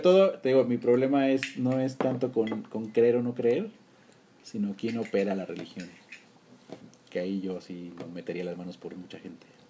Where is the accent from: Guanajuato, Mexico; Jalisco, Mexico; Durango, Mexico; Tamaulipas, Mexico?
Durango, Mexico; moved away as an adult; now in Mexico City, Mexico; Yo en Durango estuve como hasta los acabando la universidad, 20